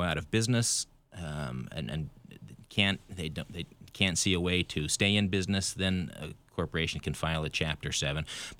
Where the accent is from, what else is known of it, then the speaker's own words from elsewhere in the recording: Idaho, United States; moved away; And I'm originally from Idaho